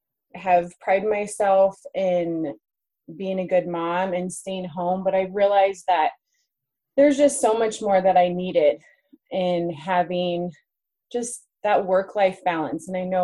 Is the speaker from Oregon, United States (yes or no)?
no; New York, United States; now in Greeley, United States; I'm from New York and came out to UNC where I met you, Sarah, and just started the journey, and then later met my husband. We have four kids and live in Greeley, Colorado, and just love it